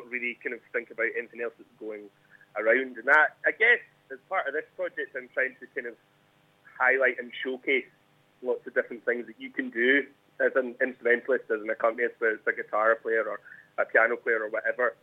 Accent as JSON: {"language": "English", "area": "Fintry", "region": "Scotland", "country": "United Kingdom", "tie": "born or raised there", "said": "Finesty, which is my hometown gig"}